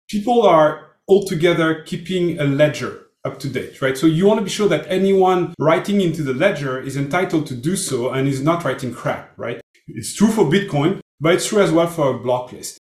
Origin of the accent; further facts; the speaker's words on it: Brittany, France; English is a second language; I'm from France, but from the west shore of Brittany.